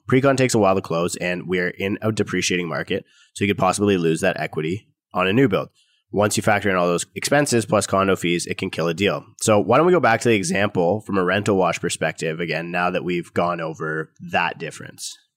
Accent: Canada; as a Canadian

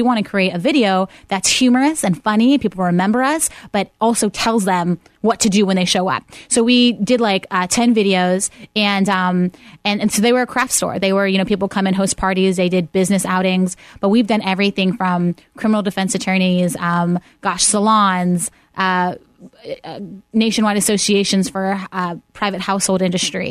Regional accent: Pittsburgh, Pennsylvania, United States; moved away; I'm born and raised in Pittsburgh.

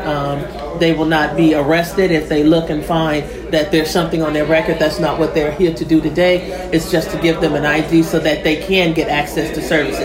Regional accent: California, United States; moved away; I'm from California

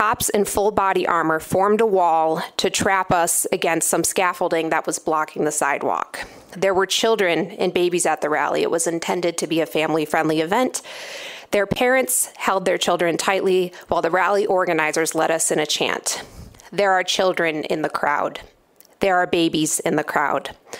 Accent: Grand Rapids, Michigan, United States; my hometown of Grand Rapids

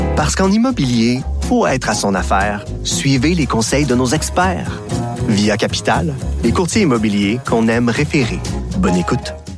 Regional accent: Quebec, Canada; on est des Québécois

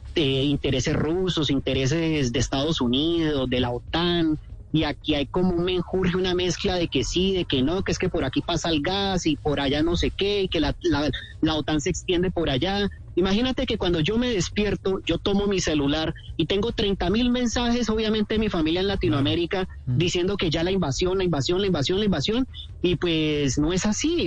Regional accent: Cali, Valle del Cauca, Colombia; moved away as an adult; also born or lived in Bucaramanga / Chile; now in Kharkiv, Ukraine; Yo soy de Cali. Cuando a mí me preguntan dónde soy, yo soy caleño, pero nací en Bucaramanga, pero yo soy caleño.

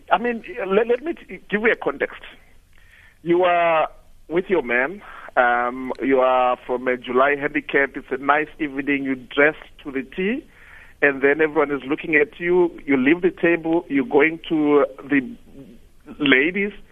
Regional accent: DR Congo; English is a second language; Yeah, I'm from Congo actually.

